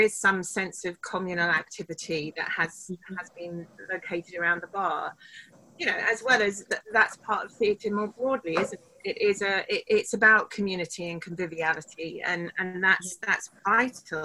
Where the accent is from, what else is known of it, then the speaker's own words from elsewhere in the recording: United Kingdom; we're British